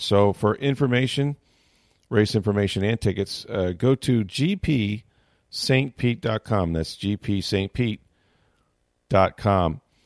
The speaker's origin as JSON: {"language": "English", "town": "St. Petersburg", "region": "Florida", "country": "United States", "tie": "born or raised there", "said": "the Sunshine City, my hometown, Saint Petersburg"}